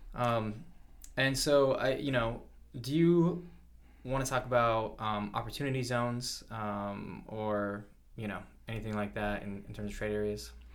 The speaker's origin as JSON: {"language": "English", "region": "South Carolina", "country": "United States", "tie": "born or raised there", "moved": "yes", "said": "some of the places that I grew up in around South Carolina"}